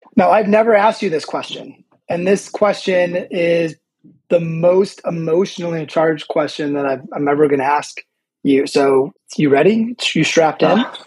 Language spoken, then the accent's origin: English; Chicago, Illinois, United States; I'm also from Chicago